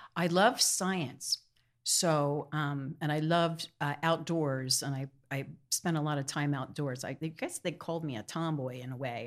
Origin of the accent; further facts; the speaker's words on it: Wallingford, Pennsylvania, United States; also born or lived in New York City; I'm from Wallingford, Pennsylvania. It's in Delaware County